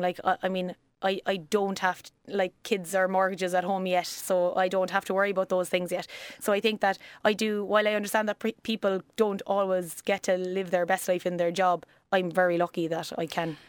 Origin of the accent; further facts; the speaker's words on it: West Cork, Munster, Ireland; accent: country; also born or lived in Australia; now in Cork, Ireland; I grew up in West Cork, um, that's where I'm originally from. You'll probably hear the country coming in and out of me